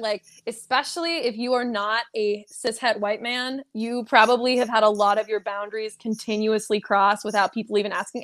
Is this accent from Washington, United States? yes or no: yes; Seattle, Washington, United States; moved away as an adult; now in Orlando, United States; I'm originally from the Seattle area